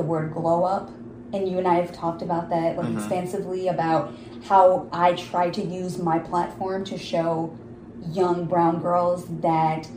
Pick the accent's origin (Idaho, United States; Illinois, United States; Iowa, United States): Illinois, United States; a suburb in Chicago; I'm Pakistani. I'm growing up in this suburb in Chicago